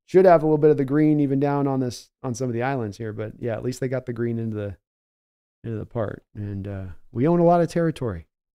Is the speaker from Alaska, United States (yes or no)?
yes; Alaska, United States; Being a Hawks fan, I grew up in Alaska.